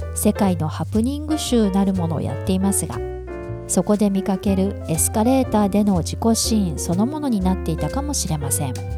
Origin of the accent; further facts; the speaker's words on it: Hakodate, Hokkaido, Japan; now in Tokyo, Japan; 東京に戻って10日後には函館へ帰省